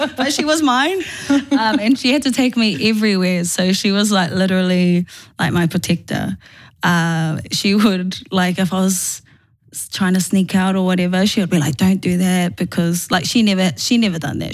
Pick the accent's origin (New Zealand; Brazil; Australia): New Zealand; Auckland; born and bred in Manurewa, still living in Manurewa.